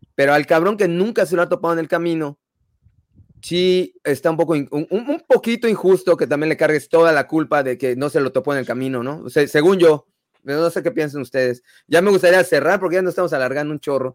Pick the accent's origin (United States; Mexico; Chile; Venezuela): Mexico; porque soy mexicano